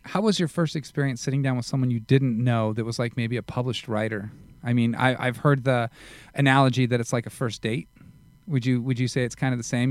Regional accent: Las Vegas, Nevada, United States; moved away; I was from Vegas

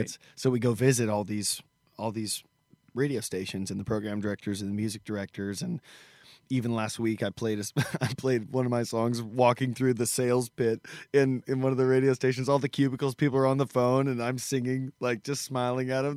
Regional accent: United States; the Benton County Fair, which is my hometown county fair

